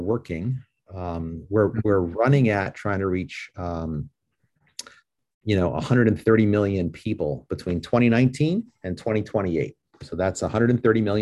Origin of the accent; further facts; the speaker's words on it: New York, United States; I'm from New York